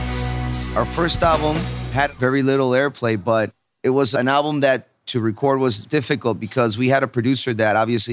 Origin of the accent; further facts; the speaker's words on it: Guadalajara, Jalisco, Mexico; We're from Guadalajara.